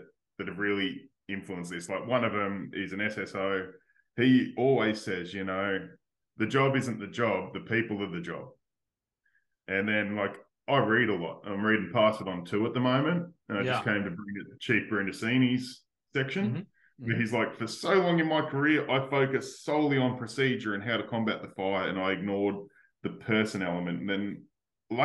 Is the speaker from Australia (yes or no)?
yes; Australia; being Australian